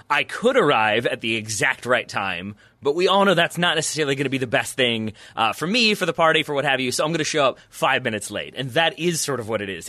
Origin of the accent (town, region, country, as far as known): United States